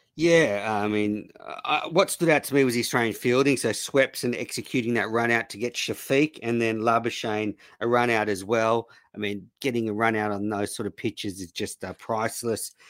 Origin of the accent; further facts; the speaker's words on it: Australia; obviously being Australian